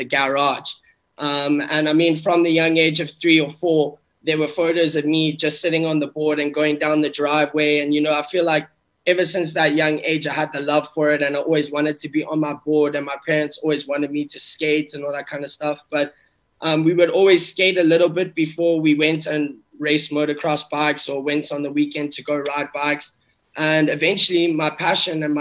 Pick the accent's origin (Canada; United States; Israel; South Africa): South Africa; I grew up in South Africa